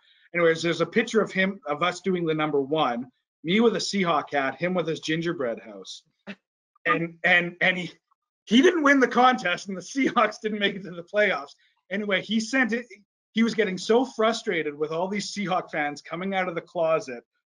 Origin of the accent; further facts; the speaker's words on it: Vancouver, British Columbia, Canada; I was born and raised in BC